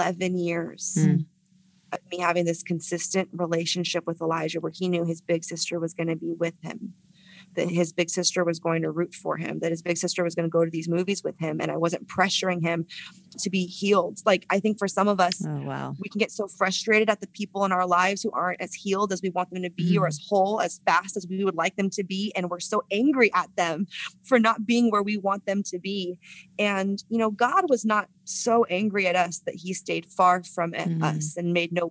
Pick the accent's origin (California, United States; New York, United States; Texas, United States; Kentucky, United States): California, United States; San Francisco; San Francisco, my hometown